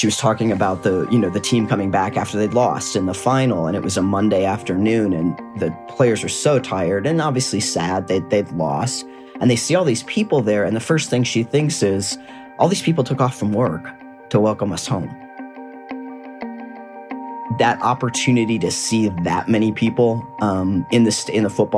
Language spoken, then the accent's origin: English; Midwest, United States; I'm a Midwesterner